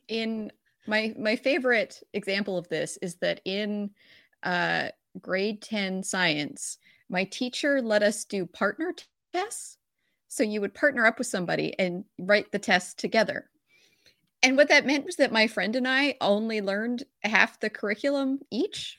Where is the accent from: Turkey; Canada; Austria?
Canada; I'm Canadian